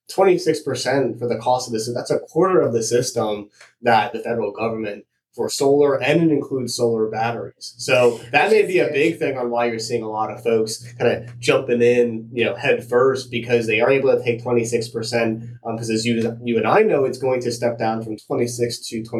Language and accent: English; United States; moved away as an adult; also born or lived in Pennsylvania; now in California, United States; in my home state of New Jersey and Pennsylvania